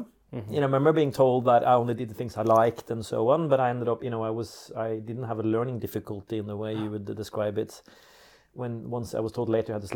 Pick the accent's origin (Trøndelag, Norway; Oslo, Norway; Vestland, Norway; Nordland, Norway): Oslo, Norway; English is a second language; I grew up in Oslo, Norway